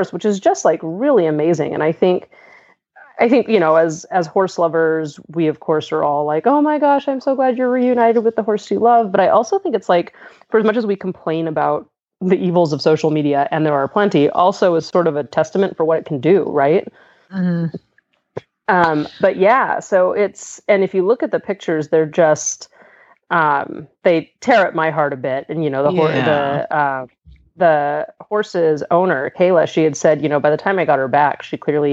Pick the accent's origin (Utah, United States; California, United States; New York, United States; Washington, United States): California, United States; Southern; moved away as an adult; now in Pittsburgh, United States; I'm originally from Southern California.